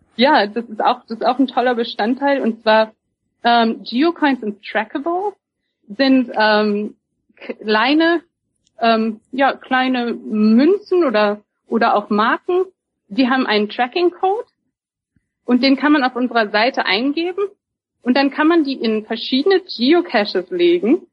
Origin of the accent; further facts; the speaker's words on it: Germany; moved away as an adult; now in Seattle, United States; ich bin auch Deutsche. Ich wohne hier erst seit fünf Jahren.